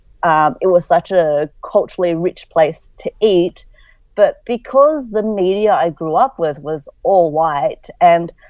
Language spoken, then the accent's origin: English; Cabramatta, New South Wales, Australia; also born or lived in inner west Sydney; So when I grew up in Cabramatta, it was a very, and continues to be, a very multicultural place.